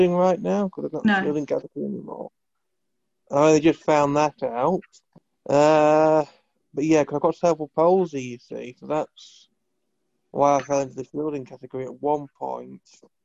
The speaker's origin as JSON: {"language": "English", "region": "Yorkshire and the Humber", "country": "United Kingdom", "tie": "born or raised there", "also_born_or_lived": "Huddersfield / Halifax", "said": "I grew up in North Yorkshire until I was about 21."}